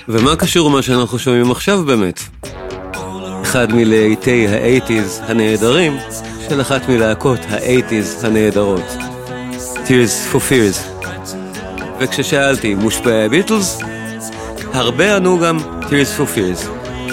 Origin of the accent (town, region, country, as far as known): Israel